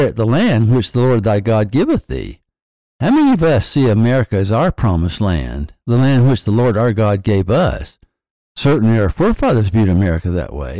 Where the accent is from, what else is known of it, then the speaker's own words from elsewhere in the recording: the South, United States; I was born in 1942 in the South